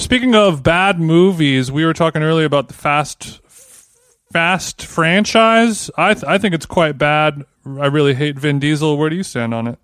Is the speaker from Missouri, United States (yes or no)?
no; Orange County, California, United States; now in Los Angeles, United States; I'm from the O C